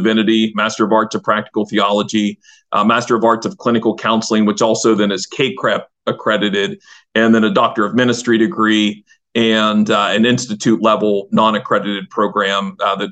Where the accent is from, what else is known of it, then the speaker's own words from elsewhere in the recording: Southwest Pennsylvania, United States; moved away as an adult; also born or lived in Northwest Ohio / Pittsburgh; I grew up in Southwest Pennsylvania